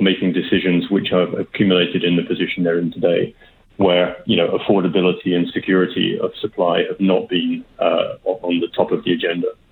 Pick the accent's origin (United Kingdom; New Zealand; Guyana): United Kingdom; accent: British; now in Canada; you can probably tell from my accent, I'm, I'm British